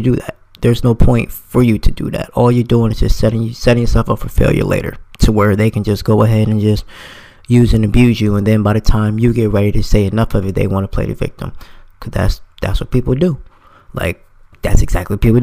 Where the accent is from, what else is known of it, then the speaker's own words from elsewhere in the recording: New Jersey, United States; now in Florida, United States; I'm from New Jersey, but I live in Florida now.